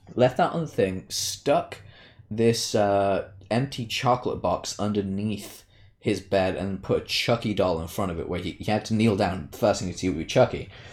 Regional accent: United Kingdom; I'm British

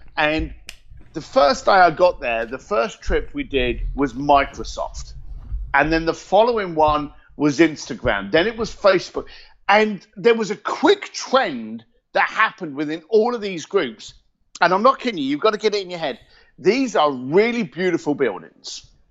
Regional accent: Reading, South East England, United Kingdom; also born or lived in East London / Hong Kong; now in California, United States; I'm a Reading boy. Uh, born and raised in Reading. Moved to East London

